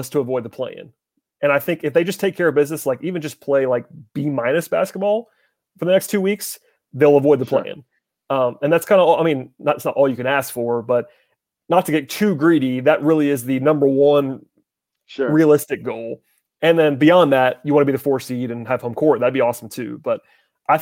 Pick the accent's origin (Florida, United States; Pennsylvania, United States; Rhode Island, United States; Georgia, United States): Georgia, United States; Atlanta; I lived in Atlanta, so I'm from Atlanta, really